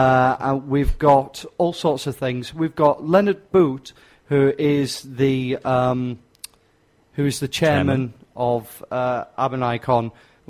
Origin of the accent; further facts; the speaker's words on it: England, United Kingdom; I'm stupid and I'm English.